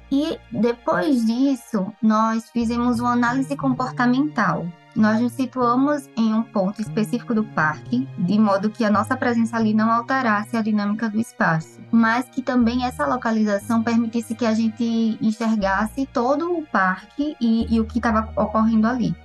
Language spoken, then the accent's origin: Portuguese; Maceió, Alagoas, Brazil; moved away as an adult; also born or lived in São Carlos; Maceió, que é a minha cidade natal